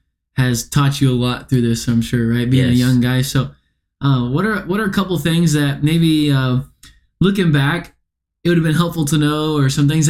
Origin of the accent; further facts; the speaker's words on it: Fort Worth, Texas, United States; moved away as an adult; now in Pensacola, United States; I don't even know what to say anymore when people ask me where I'm from. I'm from Fort Worth, Texas, but now I've lived in Pensacola for so long.